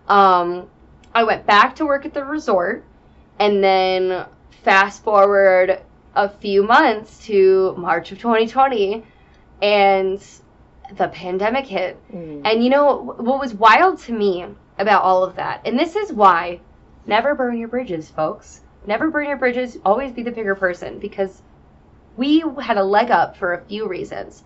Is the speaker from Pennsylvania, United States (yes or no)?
no; Wisconsin, United States; moved away; I'm from Wisconsin